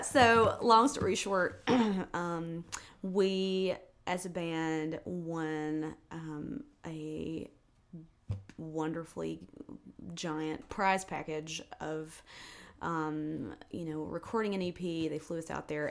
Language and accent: English; South Georgia, United States; moved away as an adult; also born or lived in New York City, United States; now in Nashville, United States; being from South Georgia